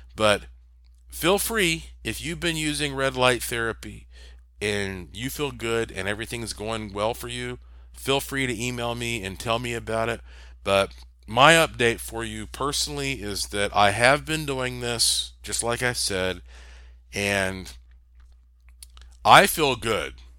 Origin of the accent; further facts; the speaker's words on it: North Carolina, United States; I am from North Carolina, the Tobacco State